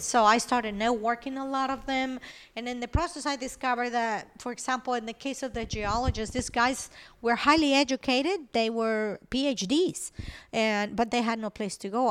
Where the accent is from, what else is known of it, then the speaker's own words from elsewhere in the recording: Venezuela; English is a second language; moved away as an adult; also born or lived in Colombia; now in United States; I was born in Colombia, I grew up in Venezuela.